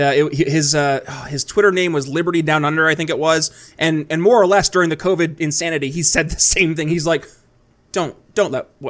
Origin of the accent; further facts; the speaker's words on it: New York, United States; moved away as an adult; also born or lived in Philadelphia, Pennsylvania; now in eastern Indiana, United States; I saw in my home state of New York State it happening. And I couldn't raise a family there